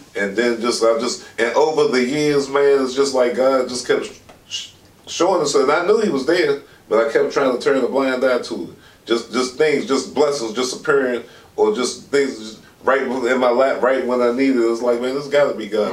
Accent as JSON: {"language": "English", "town": "Alexandria", "region": "Virginia", "country": "United States", "tie": "born or raised there", "said": "I was born and raised in Alexandria, Virginia"}